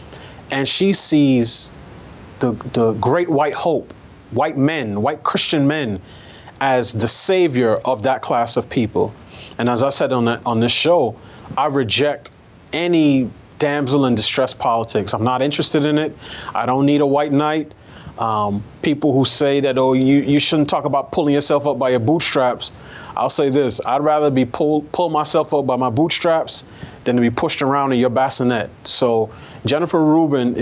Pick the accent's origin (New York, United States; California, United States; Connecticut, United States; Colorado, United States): New York, United States; New York City; I grew up in New York.